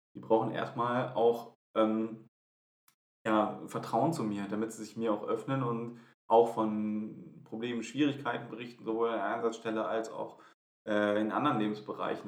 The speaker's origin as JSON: {"language": "German", "town": "Wuppertal", "region": "North Rhine-Westphalia", "country": "Germany", "tie": "born or raised there", "said": "in meiner Gemeinde in, in Wuppertal, äh, also in meiner Heimat"}